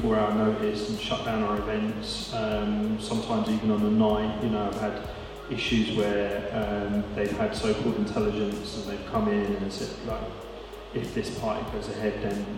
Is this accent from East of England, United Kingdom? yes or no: yes; Bedford, East of England, United Kingdom; I'm from Bedford